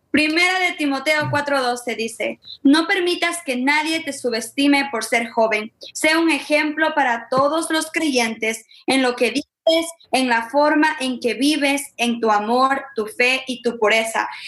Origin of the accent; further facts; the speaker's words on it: Ecuador; now in Memphis, United States; Ah, nosotras somos de Ecuador, pero vivimos en Memphis, Tennessee y pertenecemos a un ministerio que se llama Soy de Realeza.